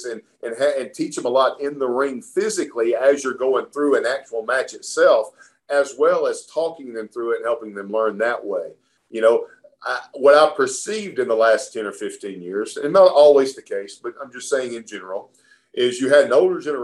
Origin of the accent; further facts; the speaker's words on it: Alabama, United States; when I was a kid growing up in Alabama